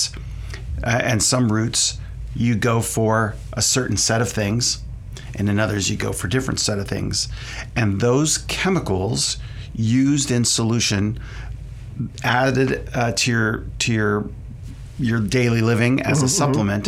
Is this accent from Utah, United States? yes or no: no; West Virginia, United States; now in Sonoma, United States; I'm actually originally from West Virginia